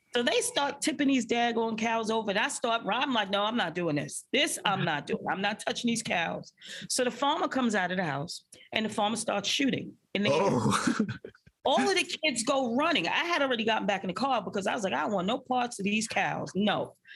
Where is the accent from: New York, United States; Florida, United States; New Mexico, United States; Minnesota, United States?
New York, United States; New York City; I grew up in a public housing project called Marlboro Houses um, in the middle of Bensonhurst, Brooklyn